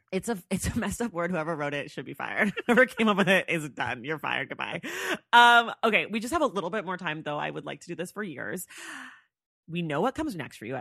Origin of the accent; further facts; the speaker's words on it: Oakland, California, United States; moved away as an adult; now in Los Angeles, United States; I'm from L A, or I live in L A. I'm from Oakland. I'm in Oakland right now.